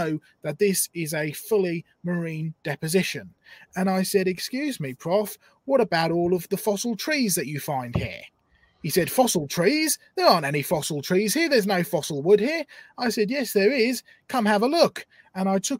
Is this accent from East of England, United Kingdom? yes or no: yes; Norfolk coast, East of England, United Kingdom; I grew up on the Norfolk coast collecting fossils from about the age of six.